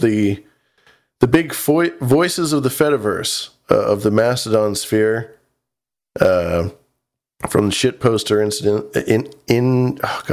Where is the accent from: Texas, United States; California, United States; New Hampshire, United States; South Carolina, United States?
California, United States; as a Californian.